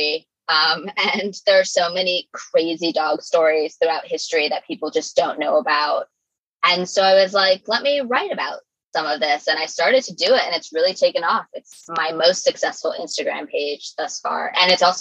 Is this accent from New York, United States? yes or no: yes; New York City, New York, United States; as a New Yorker